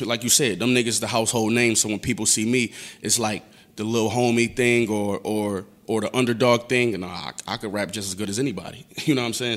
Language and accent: English; Buffalo, New York, United States; I'm from Buffalo, New York, East Side